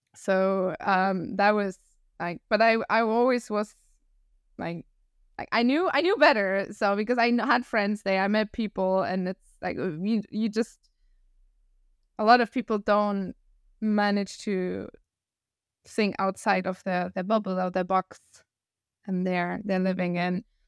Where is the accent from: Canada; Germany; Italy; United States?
Germany; Northern Germany; accent: northern German; English is a second language; moved away as an adult; also born or lived in Hamburg / Costa Rica; I'm from the north, so from a city close to Hamburg, and I used to live in Hamburg for seven